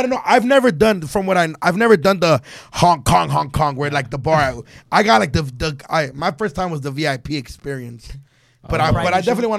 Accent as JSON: {"language": "English", "country": "United States", "tie": "born or raised there", "said": "growing up in the States"}